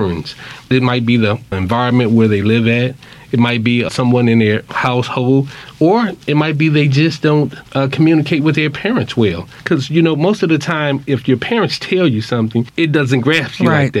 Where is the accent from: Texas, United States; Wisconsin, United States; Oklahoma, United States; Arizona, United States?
Wisconsin, United States; I grew up in Wisconsin